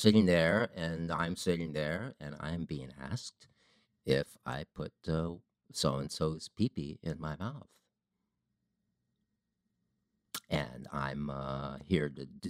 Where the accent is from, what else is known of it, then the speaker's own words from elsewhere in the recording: Ohio, United States; I grew up in Ohio.